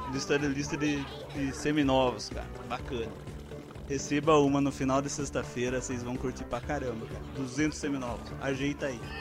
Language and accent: Portuguese; interior, Brazil; accent: interior accent; aqui do interior. Vocês podem interior. ver pelo nosso sotaque